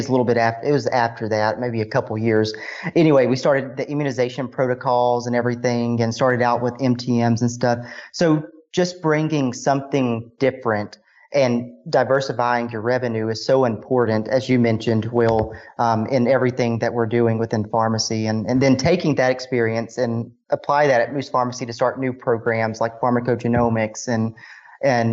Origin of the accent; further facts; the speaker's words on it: Walnut, Mississippi, United States; moved away as an adult; also born or lived in Concord, North Carolina; I'm originally from Walnut, Mississippi.